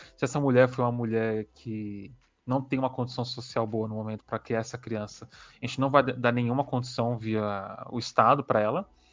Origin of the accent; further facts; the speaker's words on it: São Paulo, Brazil; nós que somos de São Paulo